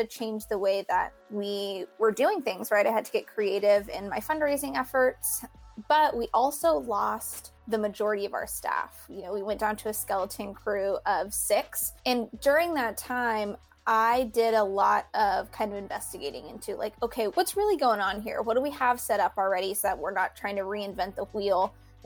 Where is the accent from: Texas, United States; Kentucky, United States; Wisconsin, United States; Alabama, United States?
Texas, United States; the Rio Grande Valley; also born or lived in Houston, Texas; I grew up here in the Valley